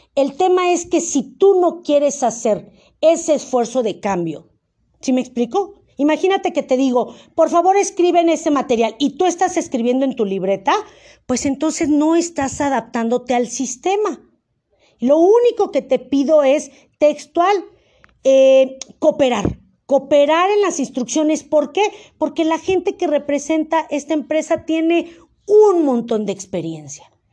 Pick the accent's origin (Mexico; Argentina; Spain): Mexico; Como buen mexicano